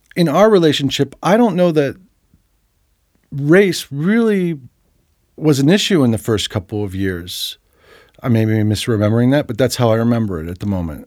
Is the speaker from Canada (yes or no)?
no; New Jersey, United States; moved away; I grew up in New Jersey